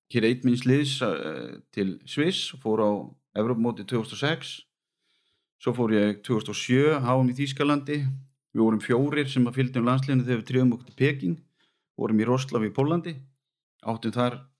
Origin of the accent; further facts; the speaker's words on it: Vestmannaeyjar, Southern Region, Iceland; now in Garðabær, Iceland; kem frá Væsmannum og fóreldra mínir og, og bróðir búa þar þannig að ég líti alltaf á mig bara sem eigamann